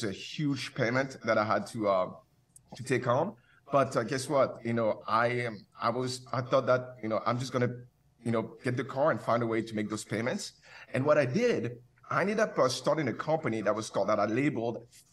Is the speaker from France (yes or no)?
yes; Paris, Île-de-France, France; moved away as an adult; also born or lived in Cameroon / Canada; now in Santa Monica, United States; I'm from Paris